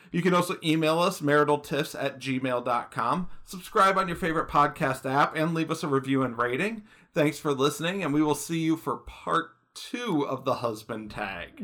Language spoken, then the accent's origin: English; Michigan, United States; moved away; I'm from Michigan. I lived in Michigan for years